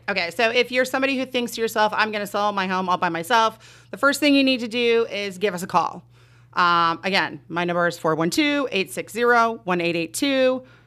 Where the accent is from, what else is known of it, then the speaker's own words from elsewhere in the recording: Southern California, United States; moved away as an adult; now in southwestern Pennsylvania, United States; I'm born and raised in Southern California